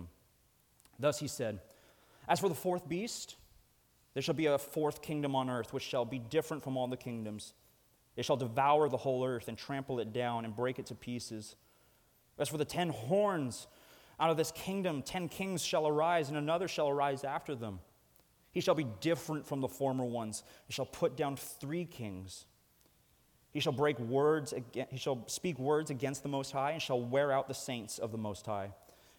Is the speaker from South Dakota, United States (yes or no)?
no; Snohomish, Washington, United States; I'm from Snohomish. And one of the guys that's on staff at their church, I used to go to high school